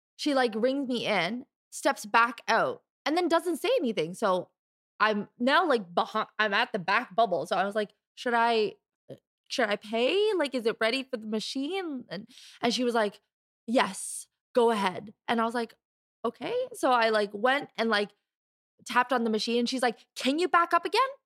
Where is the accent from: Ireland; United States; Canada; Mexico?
Canada; I was born and raised here in Canada